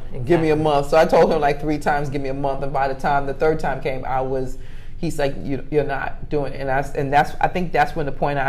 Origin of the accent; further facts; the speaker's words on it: New York, United States; now in Atlanta, United States; I'm just originally from New York, traveled on a plane.